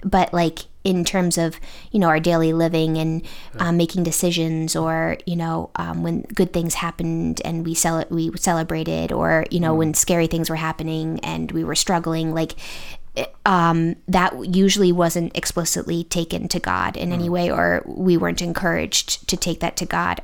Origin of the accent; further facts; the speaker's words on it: Connecticut, United States; moved away as an adult; now in Indiana, United States; I am originally from the East Coast. I'm from Connecticut